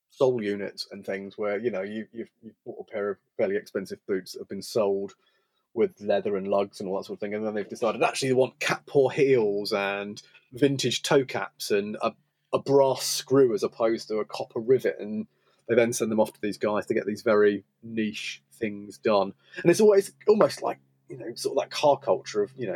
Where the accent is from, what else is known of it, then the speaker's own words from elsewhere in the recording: United Kingdom; as a Brit interloper